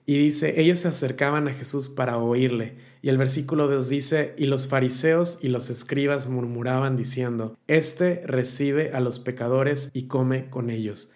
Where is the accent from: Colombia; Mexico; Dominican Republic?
Mexico; now in Turkey; yo no digo soy mexicano y por lo tanto soy cristiano